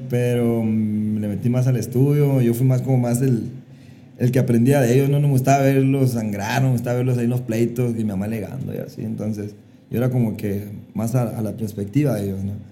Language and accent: Spanish; Hermosillo, Sonora, Mexico; Yo, originario 100% de Hermosillo, Sonora.